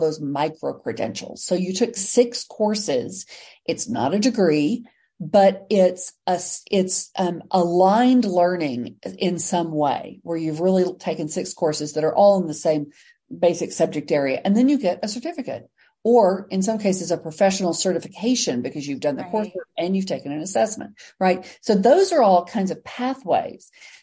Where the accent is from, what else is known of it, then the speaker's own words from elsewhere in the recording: Texas, United States; I'm from Texas